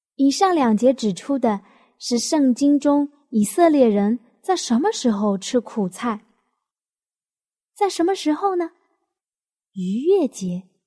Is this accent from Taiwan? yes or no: no; Jiangnan, China; 我们江南人的饮食习惯